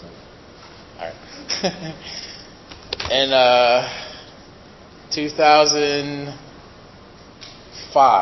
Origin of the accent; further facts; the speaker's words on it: New York City, New York, United States; I'm originally from Brooklyn